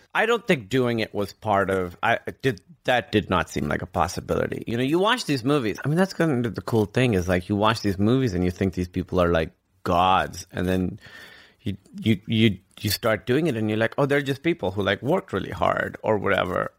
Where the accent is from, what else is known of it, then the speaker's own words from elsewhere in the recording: Karachi, Sindh, Pakistan; moved away as an adult; also born or lived in Grinnell, Iowa / New York / Chicago; now in United States; I grew up in Karachi, which is like the biggest city in Pakistan